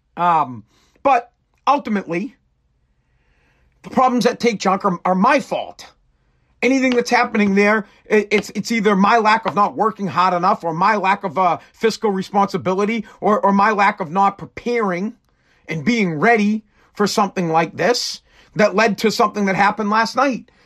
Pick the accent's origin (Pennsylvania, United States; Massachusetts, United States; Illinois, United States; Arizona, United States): Massachusetts, United States; I'm from Mass